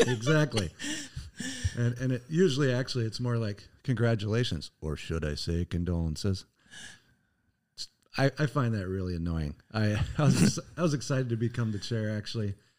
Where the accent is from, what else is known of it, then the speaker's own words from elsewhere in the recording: Northern Iowa, United States; moved away as an adult; also born or lived in Wisconsin; now in Oshkosh, United States; I was from Nor-, Northern Iowa